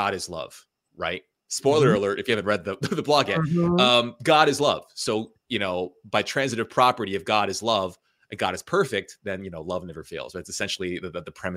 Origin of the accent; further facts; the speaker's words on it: United States; being a child of immigrant parents, you know, I'm Asian American